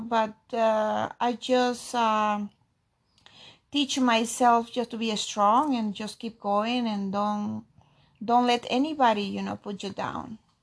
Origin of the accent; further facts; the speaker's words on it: Peru; accent: Peruvian; first language Spanish; English is a second language; moved away as an adult; now in Tampa, United States; I'm from Peru